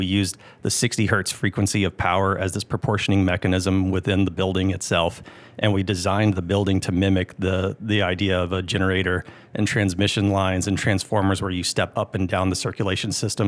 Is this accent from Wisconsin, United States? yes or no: no; Augusta, Georgia, United States; moved away as an adult; also born or lived in California; I am from Augusta.